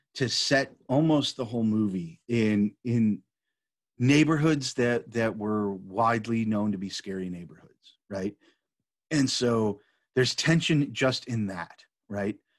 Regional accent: Chicago, Illinois, United States; I grew up in Chicago

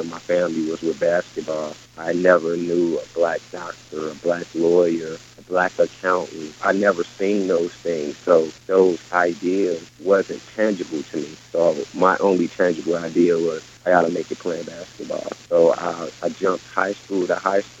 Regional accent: Harvey, Illinois, United States; also born or lived in Chicago; I was born in Chicago. My family moved to a neighboring suburb called Harvey, Illinois

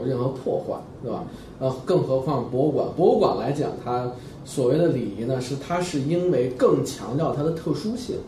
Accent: China; 我们中国人

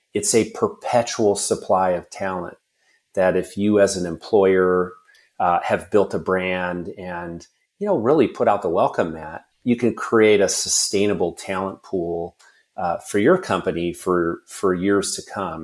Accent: Washington, United States; my home state

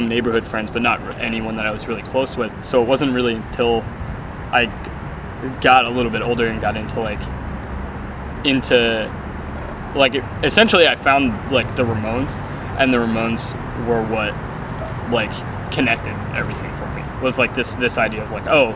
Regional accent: Media, Pennsylvania, United States; also born or lived in Boothwyn, Pennsylvania / Philadelphia, Pennsylvania; I was born in 1988 in Media, Pennsylvania

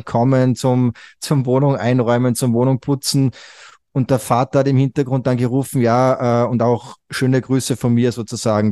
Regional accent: Salzburg, Austria; bin aus Österreich, also geboren und aufgewachsen in Österreich im schönen Salzburg

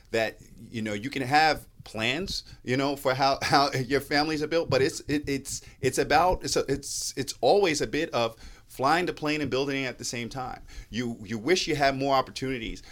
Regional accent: New York City, New York, United States; now in Mecklenburg County, United States; I grew up in New York City public schools and a family of public school educators.

